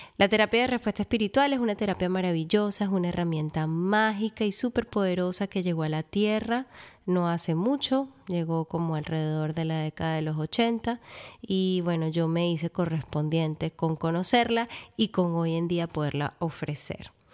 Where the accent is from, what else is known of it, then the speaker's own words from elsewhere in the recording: Venezuela; moved away; llego a Venezuela, mi tierra natal